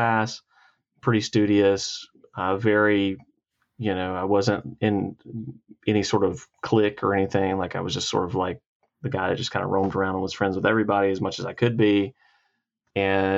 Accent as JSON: {"language": "English", "town": "Cairo", "region": "Georgia", "country": "United States", "tie": "born or raised there", "also_born_or_lived": "Dothan, Alabama / Albany, Georgia / Cuthbert, Georgia / Troy, Alabama", "said": "I grew up most of my life in a town called Cairo, Georgia"}